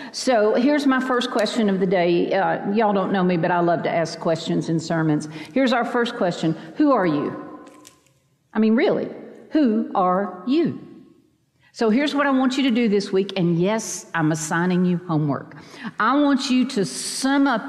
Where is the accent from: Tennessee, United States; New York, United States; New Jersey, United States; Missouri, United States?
Tennessee, United States; Chattanooga; now in Vestavia Hills, United States; I live in Vestavia Hills, Alabama, but I am a mountain girl from Chattanooga in East Tennessee